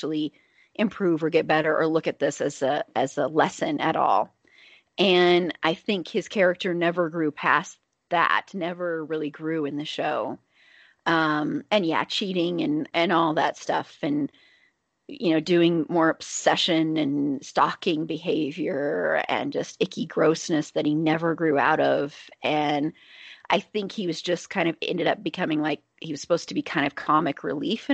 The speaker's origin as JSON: {"language": "English", "region": "the South", "country": "United States", "accent": "Southern", "said": "my Southern accent was starting to come through"}